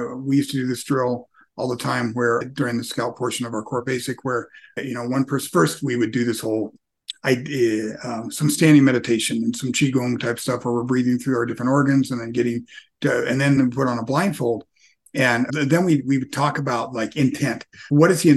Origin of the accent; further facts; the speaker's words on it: United States; growing up as American in a first world environment